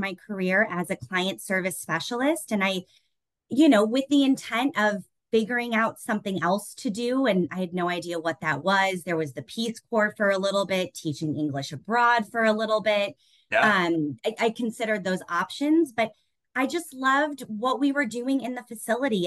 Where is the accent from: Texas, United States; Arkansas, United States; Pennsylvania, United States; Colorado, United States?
Colorado, United States; Denver; moved away as an adult; now in Chicago, United States; I was born and raised in Denver, and I'm very proud to be a Coloradan